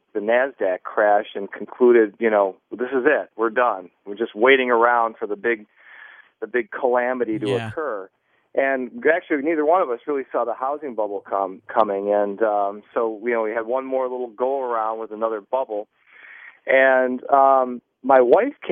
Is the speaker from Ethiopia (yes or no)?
no; Buffalo, New York, United States; moved away; I'm originally from Buffalo, New York